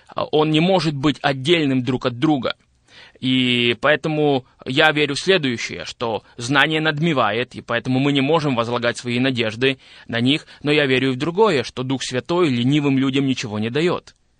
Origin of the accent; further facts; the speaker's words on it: Zakarpattia Oblast, Ukraine; moved away as an adult; now in Boryslav, Ukraine; я родился в Украине, в Закарпатской области, и двадцать восемь лет я прожил, а, в этом регионе Украины